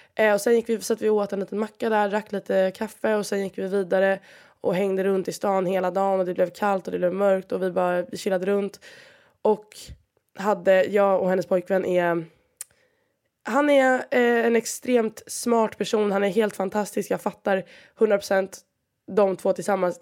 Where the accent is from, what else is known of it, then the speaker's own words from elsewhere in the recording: Sweden; moved away as an adult; now in Valencia, Spain; jag är från Sverige